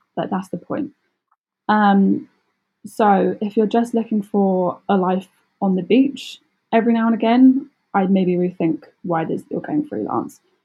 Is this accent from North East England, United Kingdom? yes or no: no; Surrey, South East England, United Kingdom; I'm from Surrey, which is south of London.